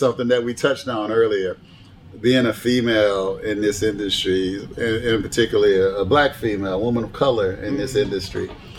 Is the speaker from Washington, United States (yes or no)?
no; Tampa, Florida, United States; born or raised there